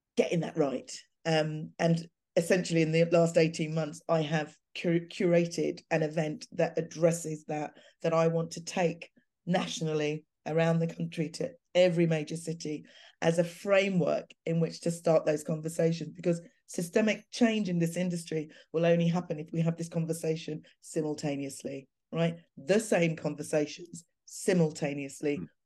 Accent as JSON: {"language": "English", "region": "London", "country": "United Kingdom", "tie": "born or raised there", "said": "my hometown of Clapham. You know, I grew up having the best of experiences there"}